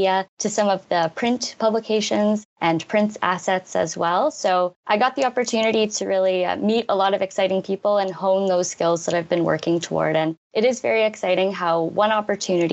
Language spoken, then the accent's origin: English; Greater Toronto Area, Ontario, Canada; moved away as an adult; now in Ottawa, Canada; I'm originally from the Greater Toronto area, and I've loved the move to Ottawa